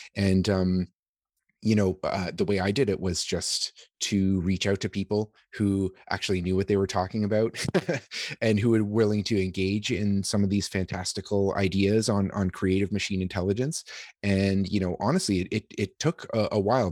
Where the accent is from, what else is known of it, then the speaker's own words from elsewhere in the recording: Canada; as a Canadian